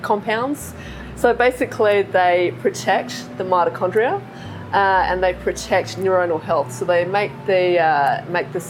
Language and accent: English; Western Australia, Australia; moved away as an adult; also born or lived in United Kingdom / Research Triangle Park, North Carolina; now in Charleston, United States; So I was born in a very small town in Western Australia. It's a small gold mining town. And I lived there for most of my life, up until the age of about 26, I guess.